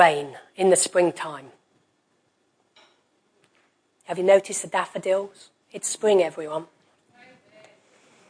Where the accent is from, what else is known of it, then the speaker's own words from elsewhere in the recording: United Kingdom; we're British.